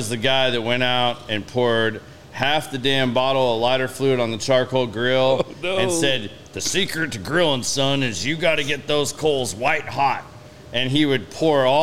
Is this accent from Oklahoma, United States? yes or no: yes; Oklahoma, United States; moved away; I'm from Oklahoma originally